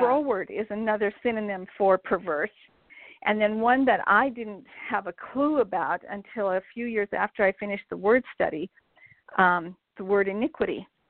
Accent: Montana, United States; I grew up in Montana, um, actually in a small town about 15 miles west of where I live now in Billings.

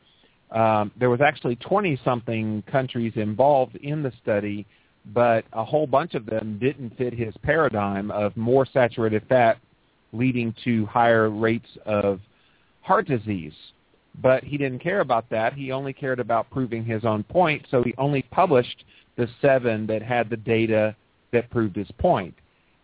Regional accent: Pensacola, Florida, United States; moved away; I grew up in Pensacola

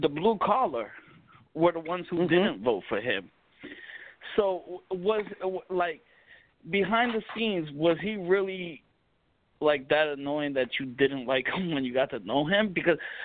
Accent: Puerto Rico; now in New York, United States; I'm Puerto Rican.

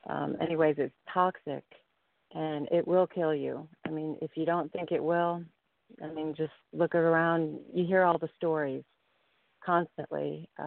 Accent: Chicago, Illinois, United States; I grew up in Chicago and um, lived in the rough areas and saw more than I wanted to see

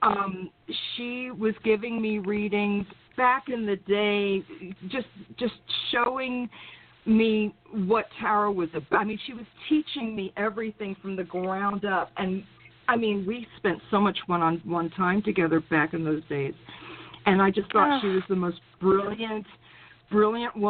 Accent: New York City, New York, United States; also born or lived in Brooklyn, New York; now in North Carolina, United States; I was born in Brooklyn, raised in Queens

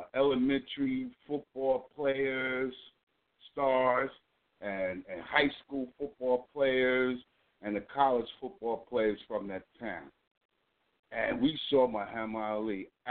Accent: United States; my hometown, which is close to New York City.

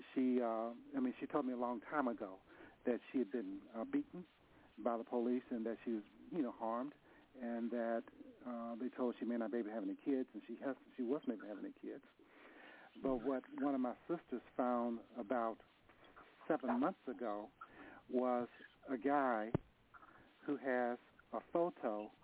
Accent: Nashville, Tennessee, United States; now in San Francisco, United States; I'm from Nashville. I moved to San Francisco

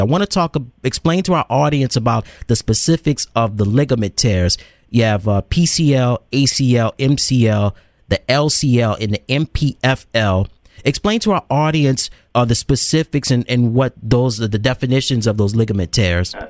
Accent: the South, United States; I'm from the South

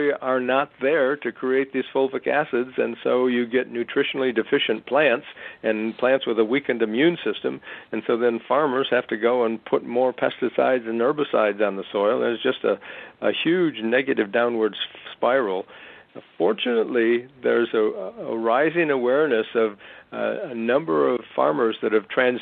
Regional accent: Wisconsin, United States; I grew up in Wisconsin

